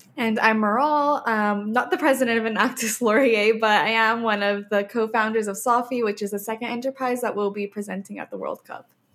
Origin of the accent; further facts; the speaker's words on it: Oman; now in Canada; I grew up in Oman, in the Middle East